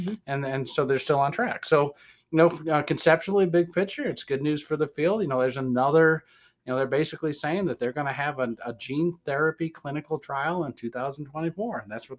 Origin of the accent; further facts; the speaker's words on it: Detroit, Michigan, United States; accent: Midwestern; That's my other accent, Detroit.